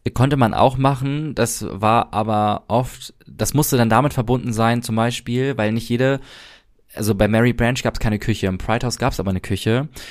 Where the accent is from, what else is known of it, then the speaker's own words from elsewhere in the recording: Germany; wo kommst du her, äh, Deutschland